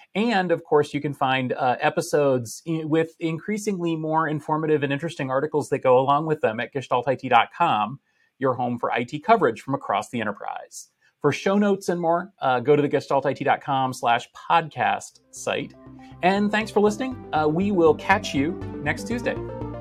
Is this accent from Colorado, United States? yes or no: no; Boston, Massachusetts, United States; we're returning to Boston for the first time since the pandemic, uh, my hometown